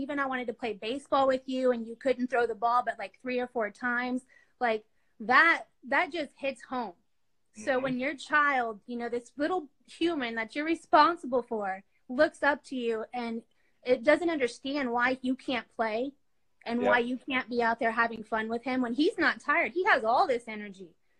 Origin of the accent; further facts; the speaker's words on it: Dallas, Texas, United States; born there; I was born in Dallas, Texas, and my mom and dad separated, so we moved around a lot.